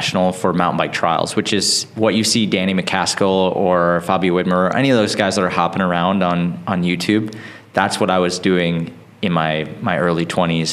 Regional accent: Wisconsin, United States; I grew up in Wisconsin in the middle of nowhere

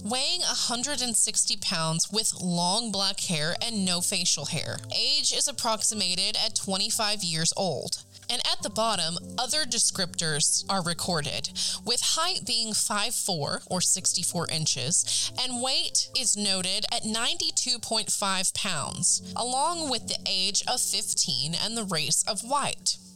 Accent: Ada, Oklahoma, United States; we travel back to my hometown of Ada, Oklahoma

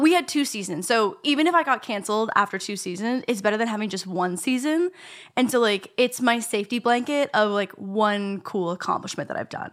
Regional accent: Canada; I'm Canadian

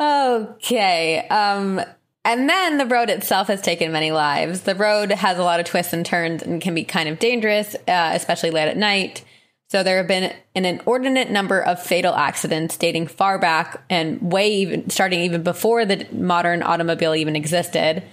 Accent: New Jersey, United States; moved away; I did, however, go back to my home state

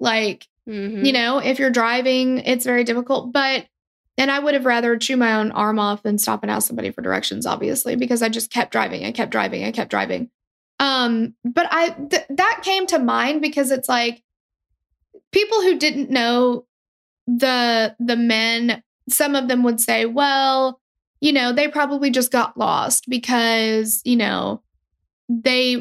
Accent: near Nashville, Tennessee, United States; I'm from this area

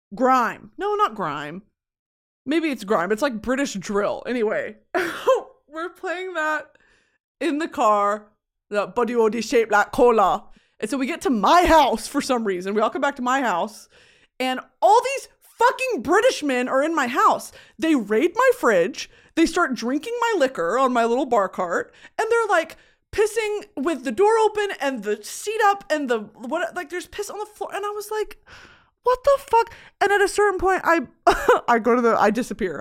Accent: United States; I was born in America

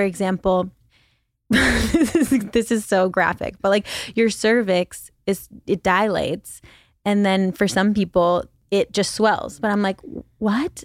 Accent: Philippines; moved away as an adult; also born or lived in China / New York City, United States; now in Los Angeles, United States; Mostly the Philippines and China.

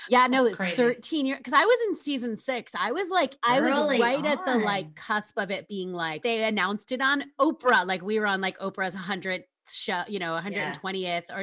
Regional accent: New York, United States; I grew up in New York

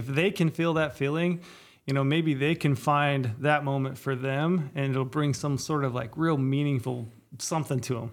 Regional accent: Southern Utah, United States; I grew up in Southern Utah

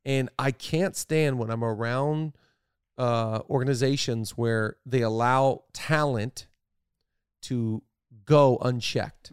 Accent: Seattle, Washington, United States; I'm from Seattle

